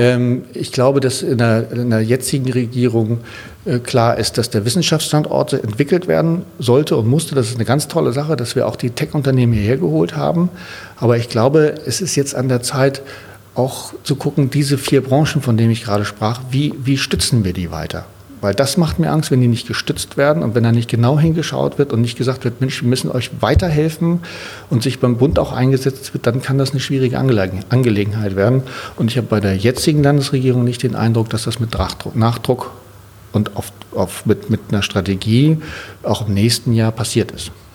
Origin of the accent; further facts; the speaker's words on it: Sylt, Schleswig-Holstein, Germany; now in Berlin, Germany; an die Nordsee, da wo ich herkomme ich liebe das da oben, das ist mein Zuhause